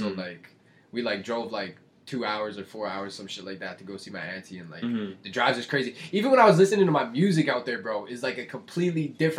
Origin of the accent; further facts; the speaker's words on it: Windsor, Ontario, Canada; now in Winnipeg, Canada; last year I went to Florida and I went to Windsor. Because I'm from Windsor.